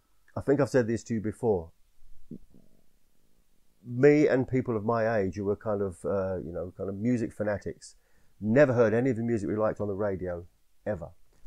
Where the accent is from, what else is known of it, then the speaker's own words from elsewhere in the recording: England, United Kingdom; When I was growing up in England